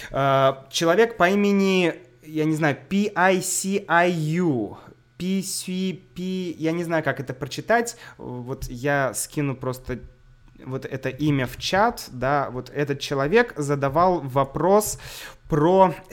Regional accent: Saint Petersburg, Russia; now in Moscow, Russia; я из Санкт-Петербурга.

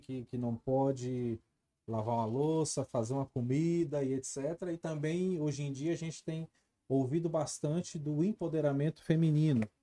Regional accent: Brasília, Federal District, Brazil; sou nascido e criado aqui em Brasília, sou nascido e criado no Recanto, Recanto das Emas.

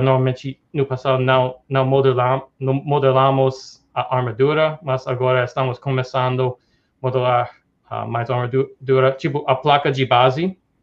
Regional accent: New York, United States; Portuguese is a second language; moved away as an adult; also born or lived in Tokyo, Japan / Dubai / Hong Kong / Brazil; sou americano uh, de, de, Nova York, sou, sou em, tô em Nova York agora, uh, sou daqui

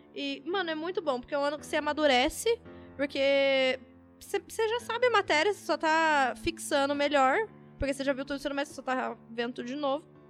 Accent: São Paulo, Brazil; a gente é de São Paulo

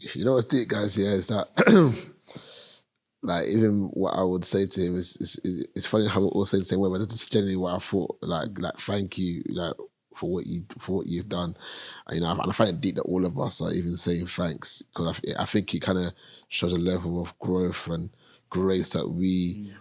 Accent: London, United Kingdom; I grew up in Hackney, Premier State, two bedroom flat

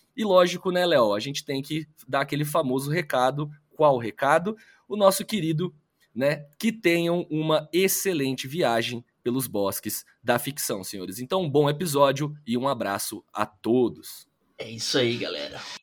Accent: interior of São Paulo state, Brazil; Eu sou do interior do estado de São Paulo, uma cidade que tem 20 mil habitantes

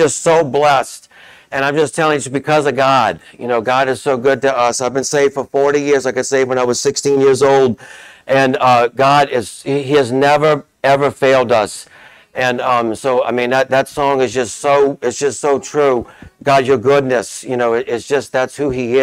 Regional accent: Chalmette, Louisiana, United States; also born or lived in New Orleans; But I'm actually from Chalmette. I was born in New Orleans and moved to Chalmette, I think, when we were 2 years old.

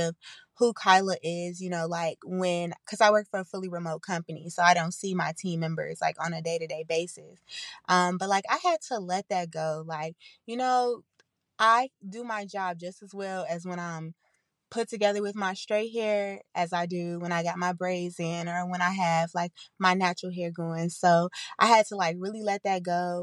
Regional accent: Chicago, Illinois, United States; accent: country; I'm from the south side of Chicago

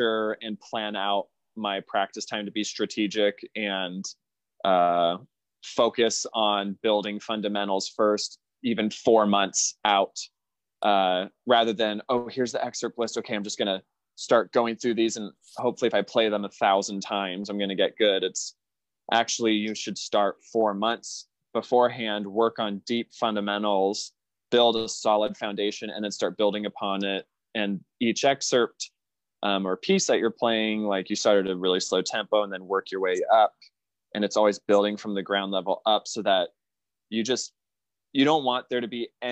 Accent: Southern California, United States; moved away as an adult; now in Northern California, United States; I'm from Southern California and I've always wanted to just live and reside in Southern California my whole life

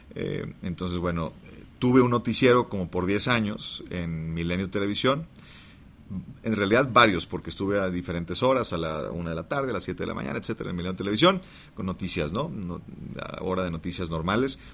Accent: Monterrey, Nuevo León, Mexico; Pero luego regreso a Monterrey, yo soy de Monterrey, regreso a Monterrey

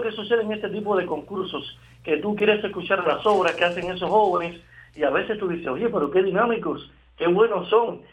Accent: Cuba; somos los cubanos

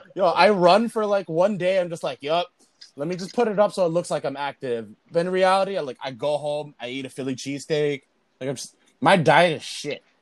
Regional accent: Philippines; I'm Filipino. I speak more Spanish than my own language

